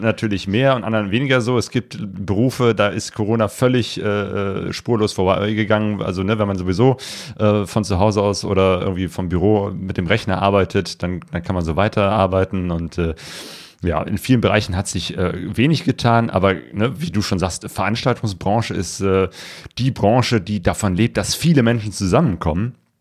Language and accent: German; Germany; als Deutsche